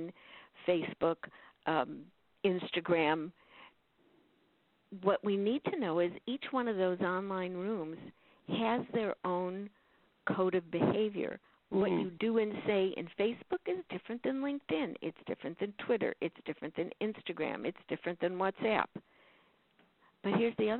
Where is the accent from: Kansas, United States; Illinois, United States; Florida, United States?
Illinois, United States; Chicago; moved away; I'm originally from Chicago